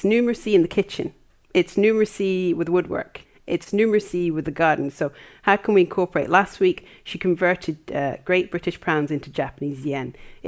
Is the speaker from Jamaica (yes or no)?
yes; Jamaica; now in Wales, United Kingdom; we're Jamaican